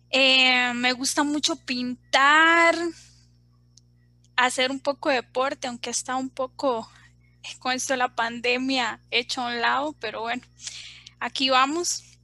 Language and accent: Spanish; Guanacaste, Costa Rica; now in Desamparados, Costa Rica; Eh, soy de, bueno, vivo en Desamparados, en realidad soy de Guanacaste, Costa Rica.